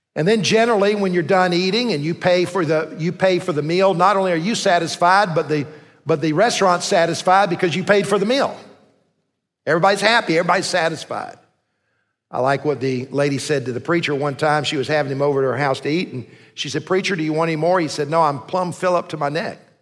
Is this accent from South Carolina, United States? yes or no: yes; Columbia, South Carolina, United States; I grew up in Columbia, went to the Citadel